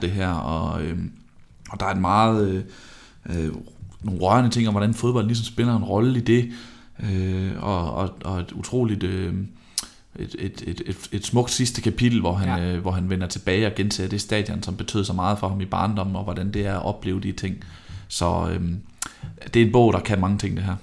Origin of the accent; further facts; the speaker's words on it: Vejle, Southern Denmark, Denmark; Jeg er fra Vejle